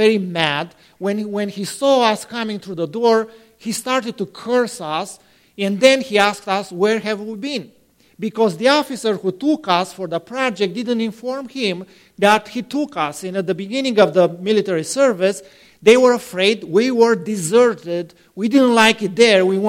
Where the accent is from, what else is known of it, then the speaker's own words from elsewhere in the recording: Romania; moved away; I am from a city close to that place.